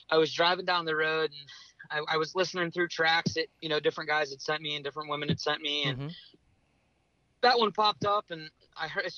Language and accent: English; just north of Pittsburgh, Pennsylvania, United States; Just north of Pittsburgh, Pennsylvania